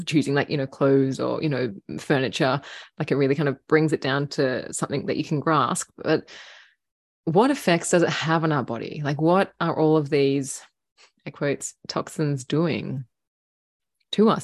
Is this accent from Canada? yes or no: no; Australia; growing up in Australia